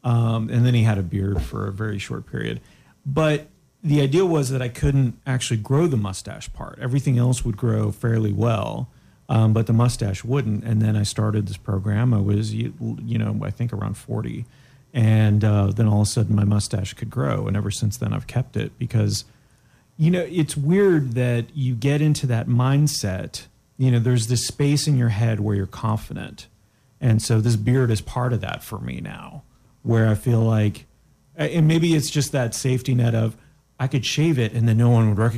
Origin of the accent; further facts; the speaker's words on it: Canada; I'm Canadian, so I don't understand your ways, your American ways.